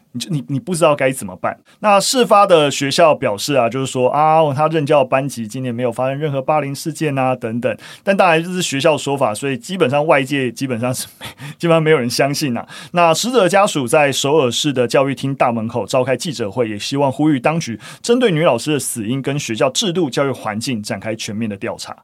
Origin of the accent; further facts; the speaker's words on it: Gongliao, New Taipei, Taiwan; moved away; 我老家在共聊啦，那平常当然是没有住在共聊，就是我是在共聊的那个草岭古道上面的萧家庄，就是长大，所以，哦，听到是共聊国小，就，哦，有一点温暖，但我完全没有念过共聊国小